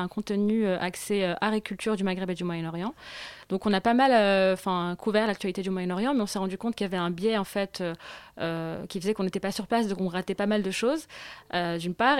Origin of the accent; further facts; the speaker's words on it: Morocco; en tant que Marocaine, euh, ou même on est Marocaine